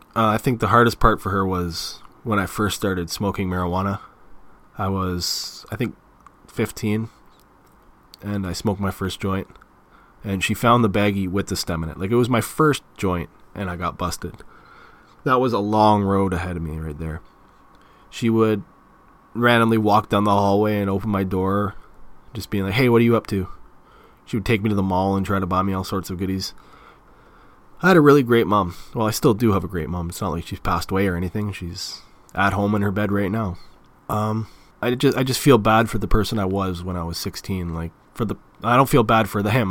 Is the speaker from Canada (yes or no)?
yes; Mississauga, Ontario, Canada; accent: Canadian; also born or lived in Clarkson / Toronto; I was born in Port Credit, Mississauga, which is pretty close to Toronto